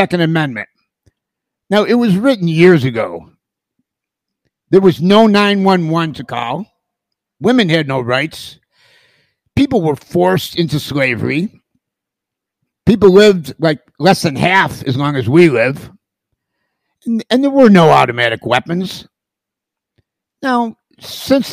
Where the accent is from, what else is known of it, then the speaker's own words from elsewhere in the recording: United States; I'm an American.